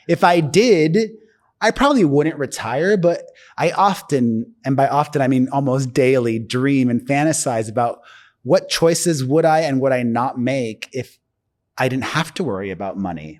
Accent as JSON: {"language": "English", "town": "Miami", "region": "Florida", "country": "United States", "moved": "yes", "said": "I'm from Miami"}